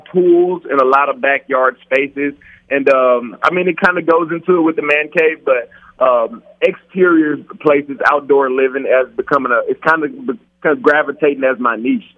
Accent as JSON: {"language": "English", "region": "Louisiana", "country": "United States", "moved": "yes", "lives_now": "Las Vegas, United States", "said": "I'm from Louisiana"}